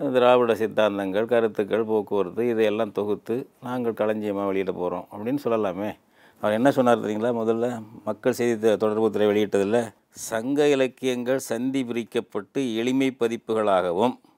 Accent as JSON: {"language": "Tamil", "region": "Tamil Nadu", "country": "India", "first_language": "Tamil", "said": "எங்கள் இனம் தமிழ் இனம் எங்கள் தாய்மொழி தமிழ் எங்கள் தேசம் தமிழ் தேசம்"}